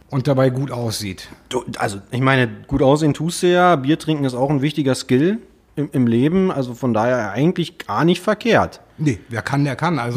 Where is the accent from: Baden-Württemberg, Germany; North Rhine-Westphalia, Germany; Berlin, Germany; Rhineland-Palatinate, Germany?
Berlin, Germany; Märkische Viertel, Reinickendorf, Berlin West. Also richtig oll.